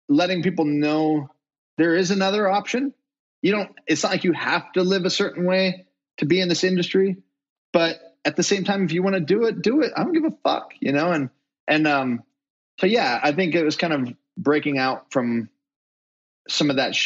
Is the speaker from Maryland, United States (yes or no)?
no; Utah, United States; I'm from Utah